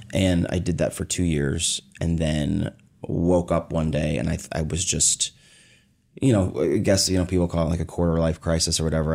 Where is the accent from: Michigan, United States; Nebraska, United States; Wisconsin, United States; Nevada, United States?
Nebraska, United States; Omaha; I was born in Omaha, Nebraska